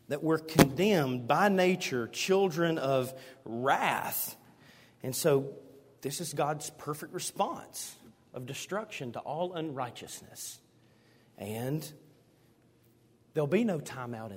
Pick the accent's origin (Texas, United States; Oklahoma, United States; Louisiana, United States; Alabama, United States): Alabama, United States; Hueytown; growing up in Hueytown, we went to Taney Hill